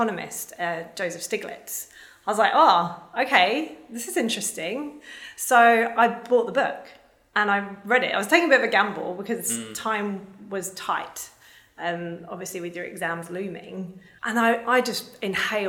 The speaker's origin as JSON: {"language": "English", "region": "London", "country": "United Kingdom", "tie": "born or raised there", "said": "I grew up in the UK. I was born in South London in 1981"}